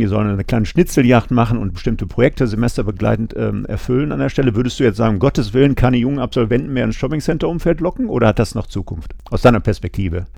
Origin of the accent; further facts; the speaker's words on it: Essen, North Rhine-Westphalia, Germany; Ich bin Kind des Ruhrgebiets